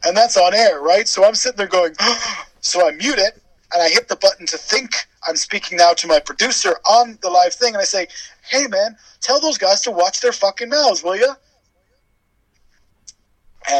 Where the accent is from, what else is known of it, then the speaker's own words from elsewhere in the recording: Canada; moved away as an adult; now in Wales, United Kingdom; I was born in Wales, but I grew up in Canada and then moved back to Wales in my adulthood. So I am a Welsh Canadian